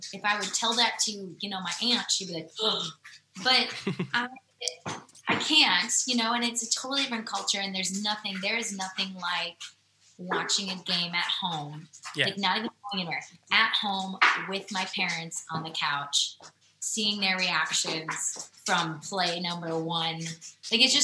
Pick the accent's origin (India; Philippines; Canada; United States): United States; Wisconsin; moved away as an adult; now in Nashville, United States; because I grew up there, I think that's like where my core support system is